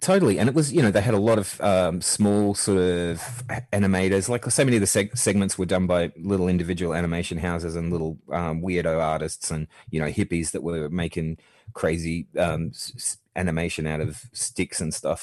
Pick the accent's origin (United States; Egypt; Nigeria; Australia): Australia; I grew up watching seventies Sesame Street in the eighties in Australia